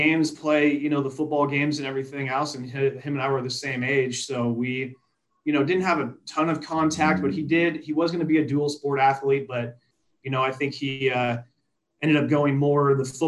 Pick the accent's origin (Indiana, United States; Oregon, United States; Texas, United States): Oregon, United States; Wilderville; now in Portland area, United States; I came from Wilderville, which is outside of Grants Pass